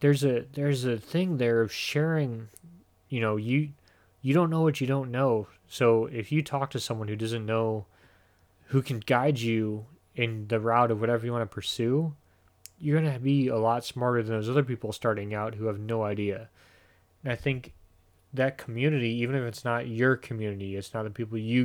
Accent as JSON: {"language": "English", "region": "Midwest", "country": "United States", "said": "As much as anything else, I'm from the Midwest. I'm cheap as fuck."}